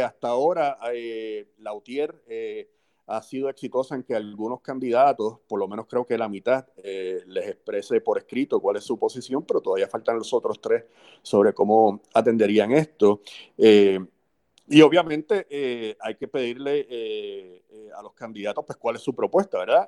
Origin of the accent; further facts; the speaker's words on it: Puerto Rico; como los puertorriqueños